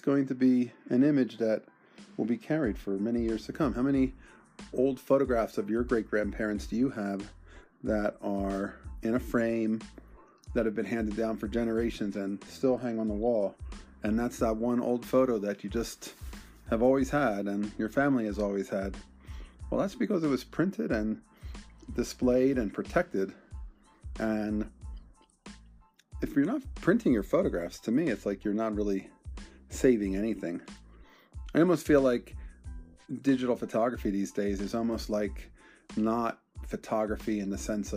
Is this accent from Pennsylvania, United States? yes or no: yes; Bensalem, Pennsylvania, United States; my hometown, Bensalem, Pennsylvania